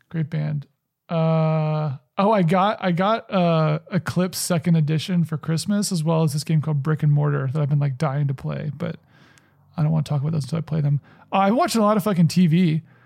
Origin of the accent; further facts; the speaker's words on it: the South, United States; I grew up in the South